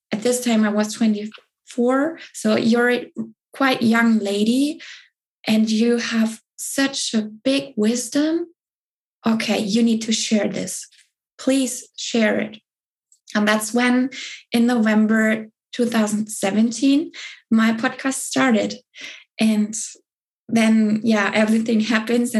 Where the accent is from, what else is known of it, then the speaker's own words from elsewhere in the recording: Southern Germany, Germany; I grew up in Germany, in the south of Germany